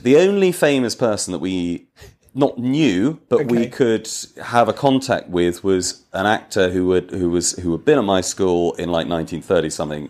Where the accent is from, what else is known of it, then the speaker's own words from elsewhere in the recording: Wales, United Kingdom; I'm Welsh.